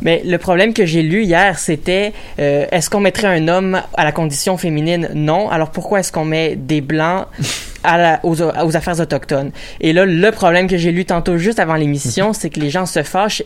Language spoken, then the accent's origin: French; Joliette, Quebec, Canada; je viens de Joliette